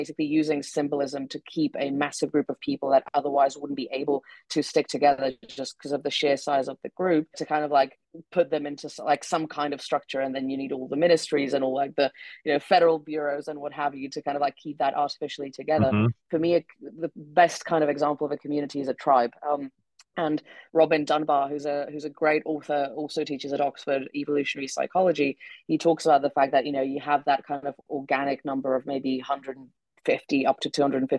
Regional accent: Czechia; English is a second language; also born or lived in United Kingdom; I am originally from the Czech Republic, although as you can tell from my accent, I spent a long time in the UK.

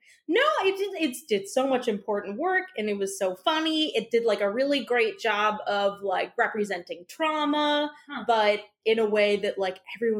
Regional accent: Minnesota, United States; accent: Minnesota; I'm from Minnesota

